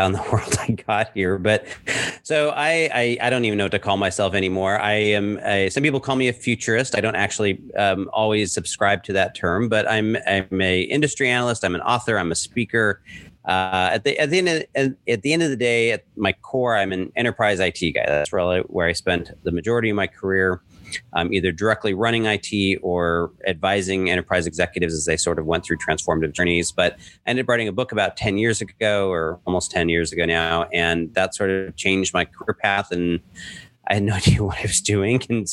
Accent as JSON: {"language": "English", "region": "Southern California", "country": "United States", "tie": "born or raised there", "also_born_or_lived": "Lake Tahoe", "moved": "as an adult", "lives_now": "New York City, United States", "said": "born and raised in Southern California"}